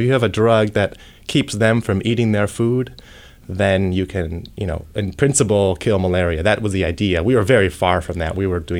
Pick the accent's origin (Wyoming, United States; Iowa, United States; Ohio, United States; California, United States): Ohio, United States; born there; No, I was born in Ohio. I came out. Nice. Yeah, so I went to school in Cincinnati